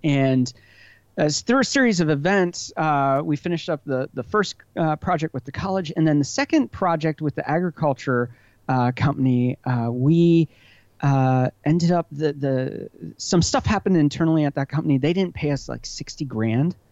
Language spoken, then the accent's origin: English; Hershey, Pennsylvania, United States; moved away; I grew up right outside of Hershey, Pennsylvania